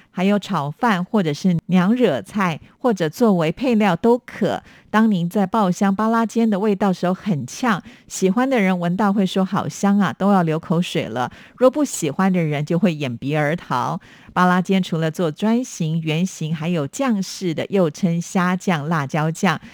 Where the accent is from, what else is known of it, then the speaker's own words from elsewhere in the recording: Taiwan; 我们在台湾